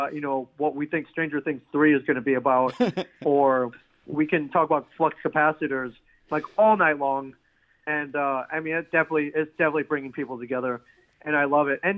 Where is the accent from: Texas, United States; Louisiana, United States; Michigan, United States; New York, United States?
Michigan, United States; Ann Arbor; moved away; also born or lived in Jackson, Michigan; growing up in the Ann Arbor area